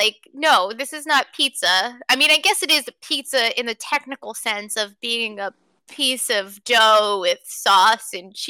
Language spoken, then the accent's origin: English; New Jersey, United States; also born or lived in Illinois; I live in New Jersey. I'm born and raised in New Jersey. Most of my family lives in New York and New Jersey, but I lived in Illinois for a year.